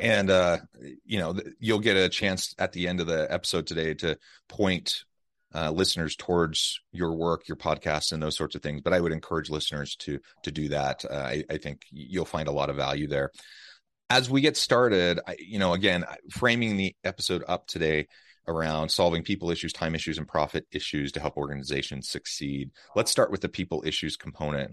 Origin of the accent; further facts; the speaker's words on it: United States; now in Utah, United States; Kansas City, Missouri, close to my hometown